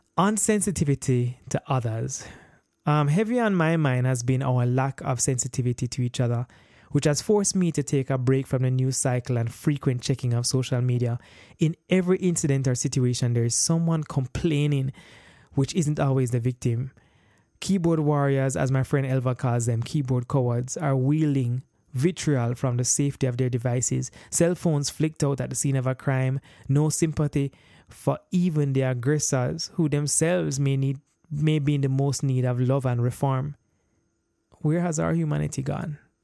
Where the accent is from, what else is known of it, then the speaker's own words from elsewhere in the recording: Jamaica; born and raised in Jamaica